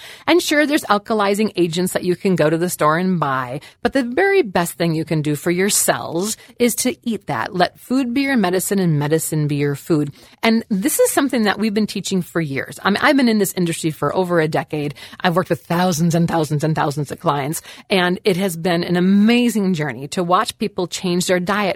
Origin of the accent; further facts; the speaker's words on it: Wisconsin, United States; I am from Wisconsin, moo, okay, land of the cows